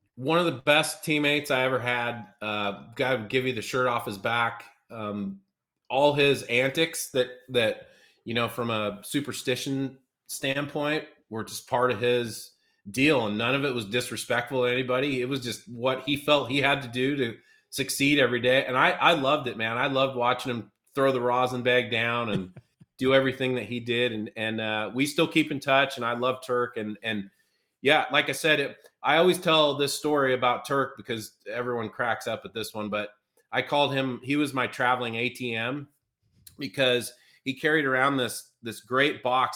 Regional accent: Seattle, Washington, United States; now in Louisville, United States; my hometown Mariners

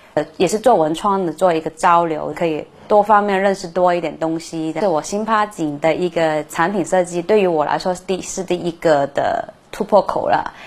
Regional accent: Macau; 我是澳门的一个九零后的设计师

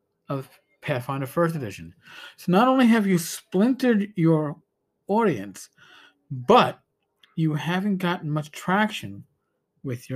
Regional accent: New York, United States; I'm a New Yorker

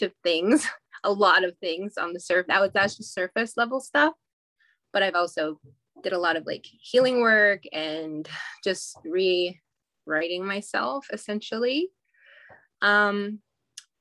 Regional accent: Goodfish Lake, Alberta, Canada; born or raised there

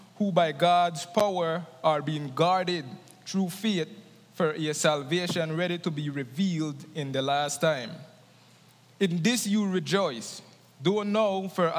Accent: Gales Point, Belize District, Belize; Gales Point, the village that I'm from, is a village that doesn't really have a lot of hope.

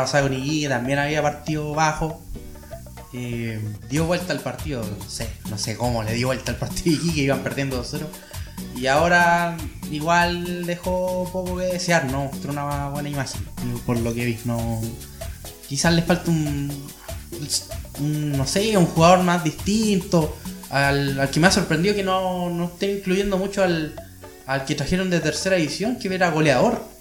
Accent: Chile; acá en Chile estamos llenos de tibios.

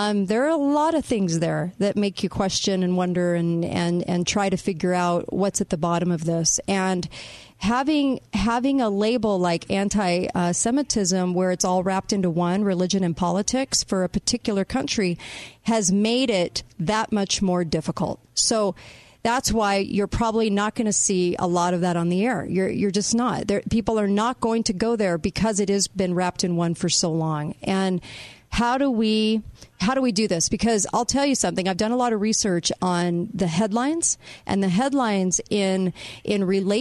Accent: United States; I can say I don't understand or even condone at all what the government does in my name as an American

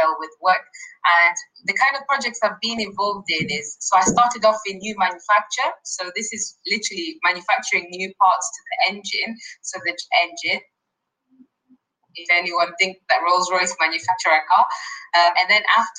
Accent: Kenya; also born or lived in Nottingham, United Kingdom; now in United Kingdom; I'm from Kenya

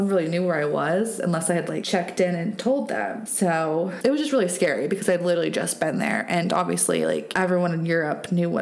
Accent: Telluride, Colorado, United States; Telluride on the back of it, which is my hometown

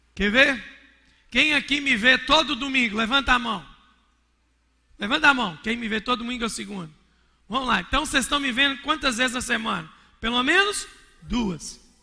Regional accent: Minas Gerais, Brazil; sou mineiro

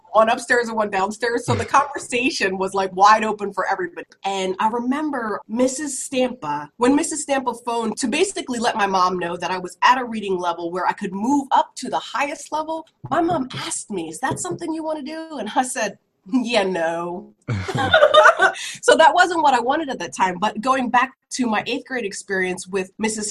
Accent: Woodbury, United States; growing up in Woodbury

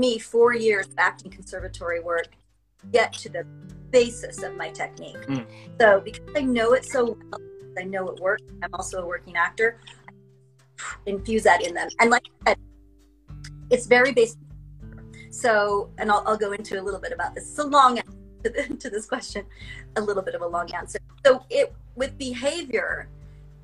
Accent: Utah, United States; moved away as an adult; also born or lived in Los Angeles; I grew up here in Utah, and I came back here

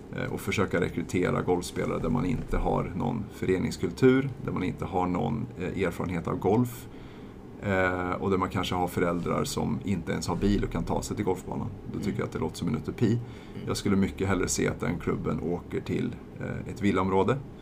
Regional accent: eastern Värmland, Sweden; Saxå Golfklubb, där jag kommer ifrån, i östra Värmland

